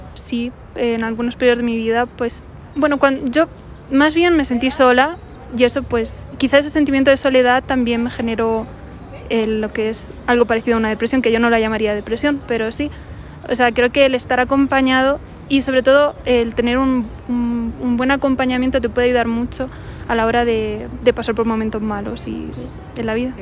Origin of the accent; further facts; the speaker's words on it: Spain; moved away; aquí, en México, yo soy de España